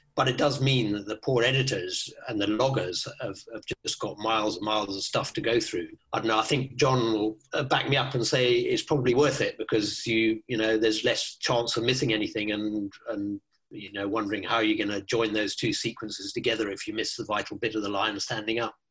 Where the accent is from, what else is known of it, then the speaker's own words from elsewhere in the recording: Kenya; moved away; also born or lived in South Africa / Botswana; I, I grew up in Kenya in Africa